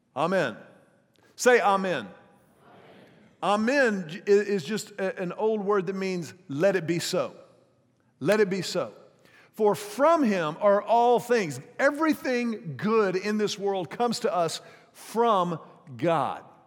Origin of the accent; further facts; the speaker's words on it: Houston, Texas, United States; the pastor of the church where I grew up in Houston